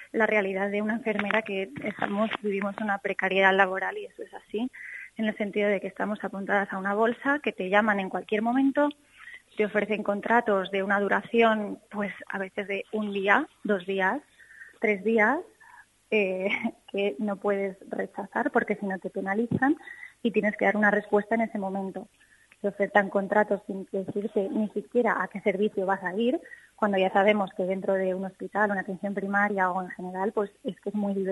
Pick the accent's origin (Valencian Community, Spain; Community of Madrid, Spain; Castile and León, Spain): Castile and León, Spain; moved away as an adult; also born or lived in Mallorca; yo me he vuelto a mi tierra porque yo quiero ofrecer eh, mis cuidados pues a la gente de aquí